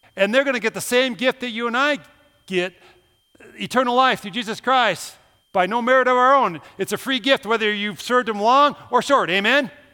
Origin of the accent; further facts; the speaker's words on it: Minnesota, United States; moved away; I'm from Minnesota